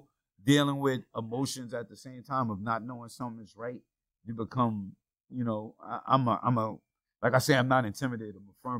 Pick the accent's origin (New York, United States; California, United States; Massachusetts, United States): New York, United States; Yonkers; I'm from Yonkers, New York, and made it rapping